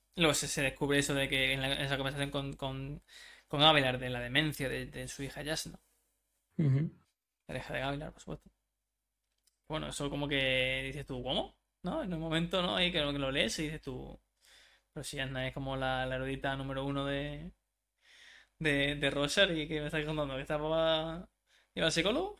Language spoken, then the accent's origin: Spanish; Spain; Soy español